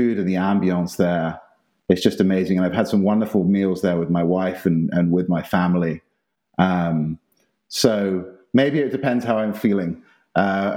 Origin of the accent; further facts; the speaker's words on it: South East England, United Kingdom; now in Austin, United States; growing up in England, we used to go down to Italy and the south of France each summer